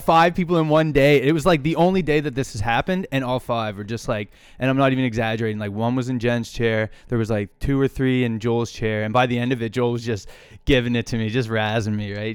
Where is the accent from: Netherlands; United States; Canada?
Canada; Hilden, Nova Scotia; I grew up outside Truro